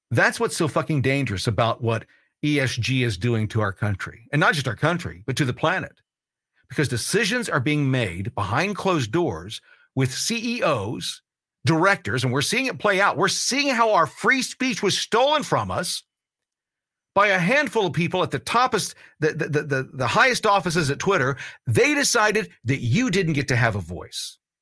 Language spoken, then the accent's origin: English; United States; I'm an American